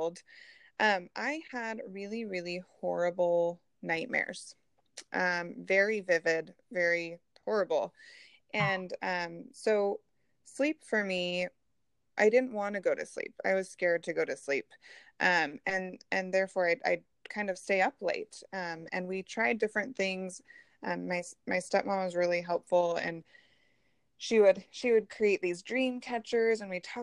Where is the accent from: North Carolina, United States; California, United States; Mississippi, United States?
California, United States; Northern; moved away as an adult; also born or lived in San Diego / San Jose; now in Boise, United States; I am originally from California, born and raised, and was born in Northern California